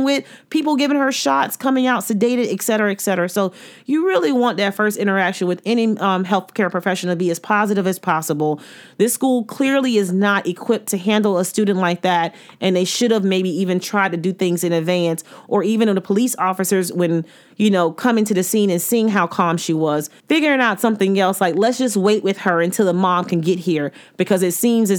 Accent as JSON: {"language": "English", "region": "Florida", "country": "United States", "said": "I'm from Florida"}